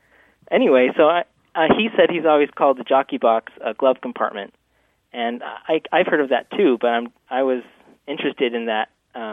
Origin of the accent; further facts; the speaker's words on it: Logan, Utah, United States; moved away as an adult; also born or lived in Washington, D.C. / Long Island; now in Baltimore, United States; school and high school in Logan, Utah, and my parents are still living there. And then otherwise, I moved around quite a bit from Washington, D.C. area to Long Island, and now I'm here in Baltimore.